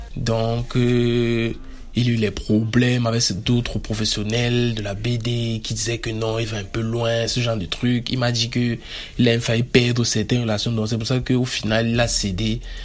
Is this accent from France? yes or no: no; Cameroon; Je suis camerounais